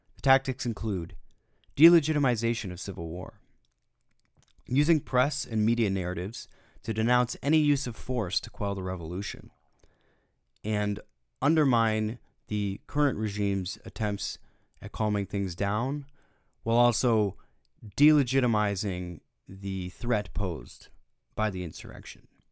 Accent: United States; as an American citizen

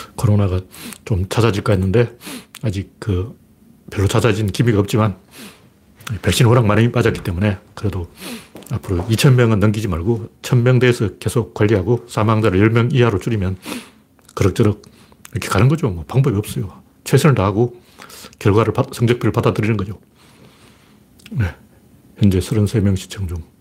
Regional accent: Gyeongsang, South Korea; 나 경상도 사람인데도

